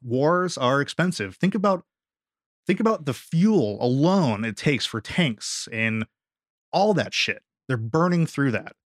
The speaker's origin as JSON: {"language": "English", "country": "United States", "said": "as an American"}